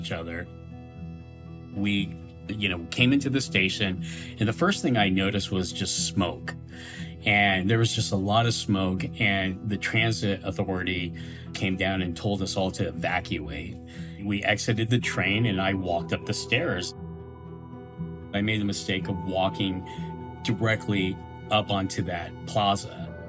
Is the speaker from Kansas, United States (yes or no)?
yes; Hutchinson, Kansas, United States; moved away as an adult; also born or lived in New York; I grew up in Hutchinson, Kansas.